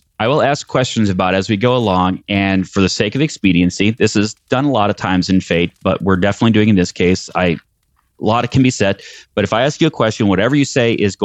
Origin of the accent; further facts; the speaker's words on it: Chicago, Illinois, United States; moved away; I lived in Chicago. I was born in Chicago